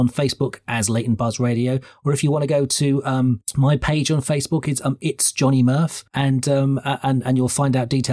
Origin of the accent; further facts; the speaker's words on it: Ireland; I'm Irish